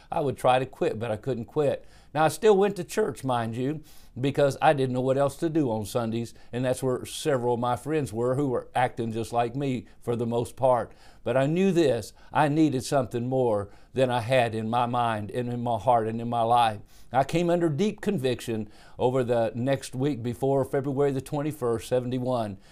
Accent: Dallas, Texas, United States; also born or lived in Cincinnati, Ohio; I was born in Dallas, Texas, in nineteen fifty-one.

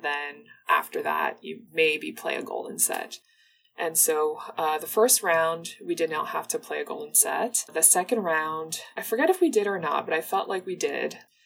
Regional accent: Toronto, Ontario, Canada; also born or lived in Mauritius; I was born in Mauritius, and my parents, like my sister and I, immigrated to Toronto when I was 6 years old

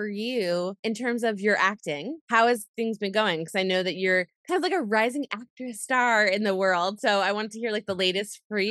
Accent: New York City, New York, United States; I'm a New Yorker.

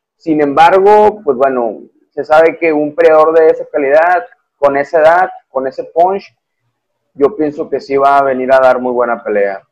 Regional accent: Monterrey, Nuevo León, Mexico; como regio yo

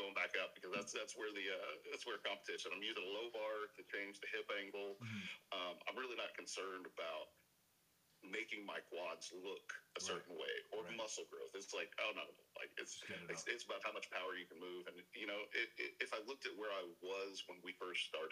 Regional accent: Arkansas, United States; born and raised in Arkansas

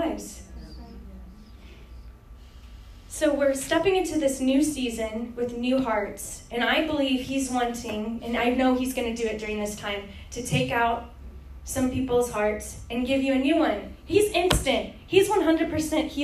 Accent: Texas, United States; I'm from Texas

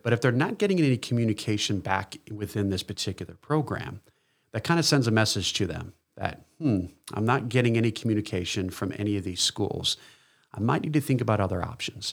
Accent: East Coast, United States; moved away; I'm originally from the East Coast

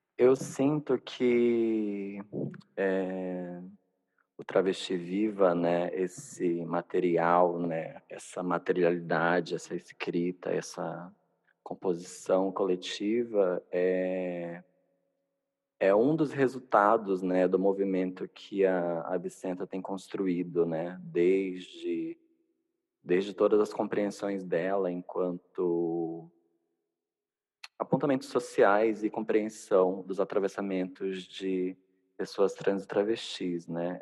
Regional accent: Manaus, Amazonas, Brazil; sou nortista, nascida e criada em Manaus

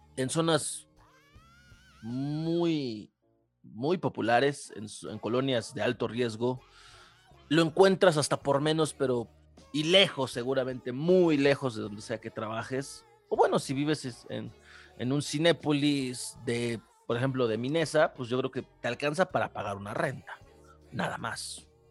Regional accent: State of Mexico, Mexico; yo soy del Estado de México

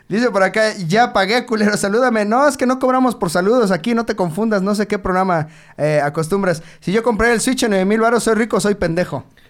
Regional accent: Mexico

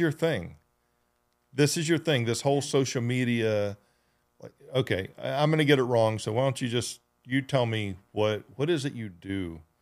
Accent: Georgia, United States; moved away; I grew up in Georgia, and where I grew up in Georgia

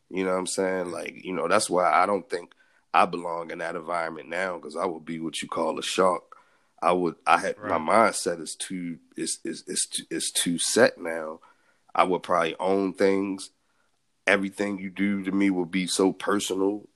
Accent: Baltimore, Maryland, United States; growing up in Baltimore

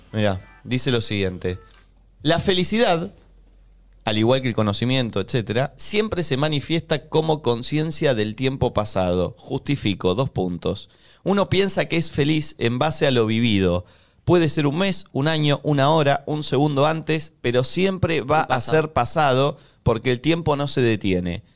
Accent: Conurbano, Buenos Aires Province, Argentina; los que venimos de un lugar eh, como, como el conurbano

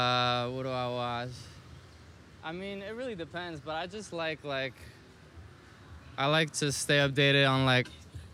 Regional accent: New York, United States; also born or lived in Paris, France; I think I ended up getting more opportunities and shit growing up in New York and being exposed to more, like, opportunities and possibilities and shit.

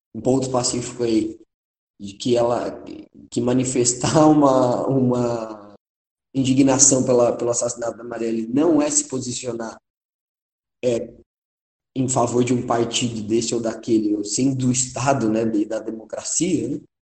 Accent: São Paulo, Brazil; a gente é paulistano

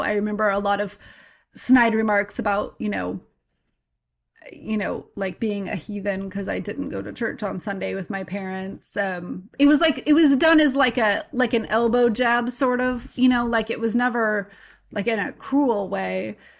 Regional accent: Santa Maria, California, United States; also born or lived in Fresno, California; Santa Maria, California

